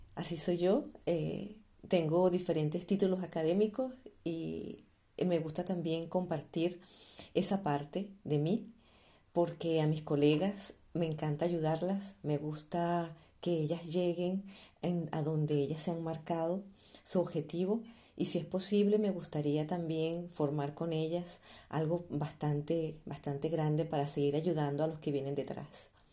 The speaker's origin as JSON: {"language": "Spanish", "country": "Venezuela", "also_born_or_lived": "Spain", "moved": "as an adult", "lives_now": "Germany", "said": "yo también soy venezolana"}